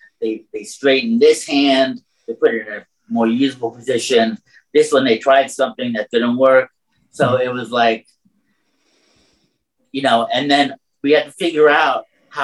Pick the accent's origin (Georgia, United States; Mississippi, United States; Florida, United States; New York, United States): New York, United States; New York City; moved away as an adult; now in Connecticut, United States; I grew up on Roosevelt Island. It's a little 2-mile strip of land under the 59th Street Bridge in New York City.